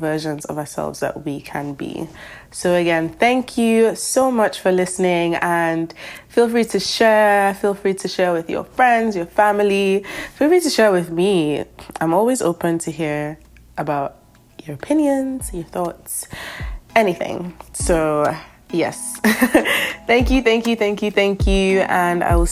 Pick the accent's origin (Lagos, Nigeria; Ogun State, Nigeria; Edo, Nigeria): Lagos, Nigeria; now in Boston, United States; I'm from Lagos, Nigeria. I'm currently living in America, though. I'm living in Boston.